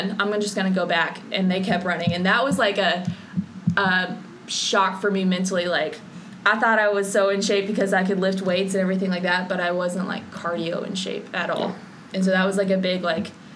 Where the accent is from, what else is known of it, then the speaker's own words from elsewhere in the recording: Oklahoma City, Oklahoma, United States; I'm from Oklahoma City